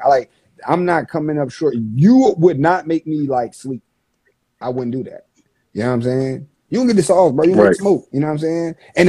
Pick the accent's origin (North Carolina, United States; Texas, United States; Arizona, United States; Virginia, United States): Virginia, United States; Like, I'm from Virginia.